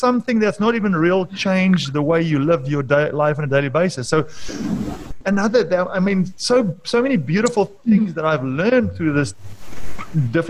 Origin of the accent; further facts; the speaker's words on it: Free State, South Africa; I was born in the Free State in 1973